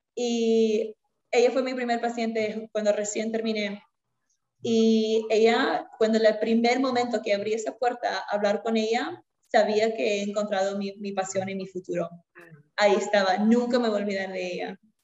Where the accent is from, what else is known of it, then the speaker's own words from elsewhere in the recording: Lima, Peru; moved away as an adult; now in United States; yo originalmente soy de Lima, Perú. Nací en Lima, crecí en Lima